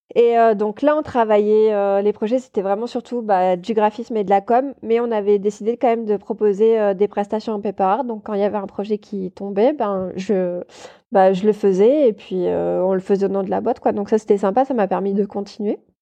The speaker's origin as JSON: {"language": "French", "town": "Toulouse", "region": "Occitania", "country": "France", "also_born_or_lived": "Paris", "moved": "as an adult", "said": "je suis montée euh, à Paris spécialement pour ça parce qu'à la base je viens de Toulouse."}